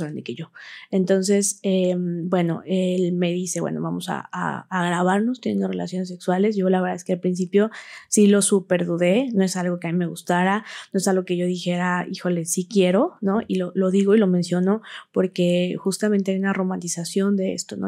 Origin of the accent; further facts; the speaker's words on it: Huauchinango, Puebla, Mexico; soy originaria de Huachinango, Puebla, ahí nací, ahí crecí